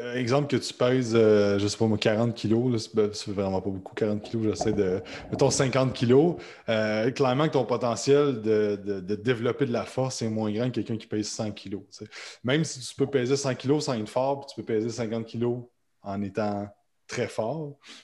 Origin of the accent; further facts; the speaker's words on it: Quebec, Canada; comme vous l'entendez avec ma voix, je suis québécois